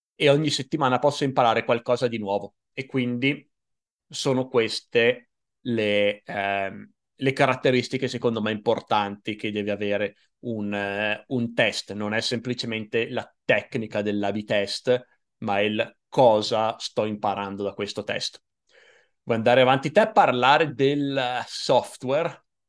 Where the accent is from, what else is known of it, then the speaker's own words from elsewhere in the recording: Italy; "Sono italiano."